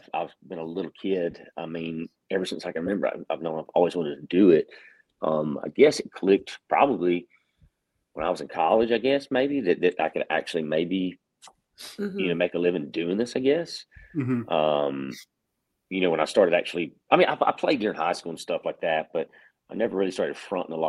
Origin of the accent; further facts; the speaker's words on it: Florida, United States; moved away; I'm from Florida and all my family lives down there